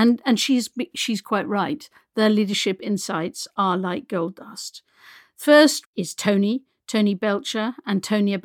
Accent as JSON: {"language": "English", "country": "France", "tie": "born or raised there", "first_language": "French", "second_language": "English", "moved": "yes", "said": "I was brought up French, and my first language is always French"}